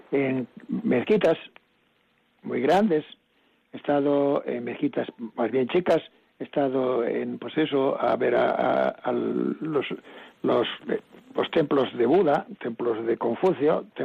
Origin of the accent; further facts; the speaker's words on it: Cayón, Cantabria, Spain; born there; me voy a la Virgen de los Milagros de donde nací, solo nací, en Cayón.